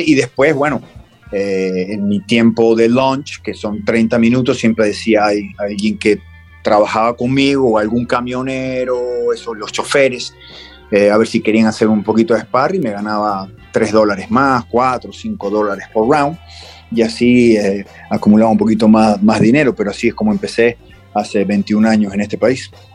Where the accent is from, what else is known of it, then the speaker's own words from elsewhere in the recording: Argentina; los argentinos ya, estamos acostumbrados a ir de visitante